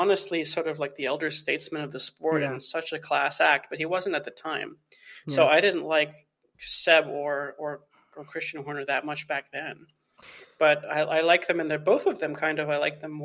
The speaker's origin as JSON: {"language": "English", "town": "Toronto", "region": "Ontario", "country": "Canada", "tie": "born or raised there", "said": "I'm Canadian, first of all. So I grew up in Toronto"}